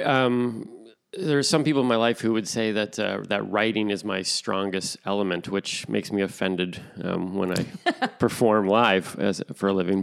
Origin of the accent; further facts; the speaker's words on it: Toronto, Ontario, Canada; moved away as an adult; now in Stirling, Canada; born and raised in Toronto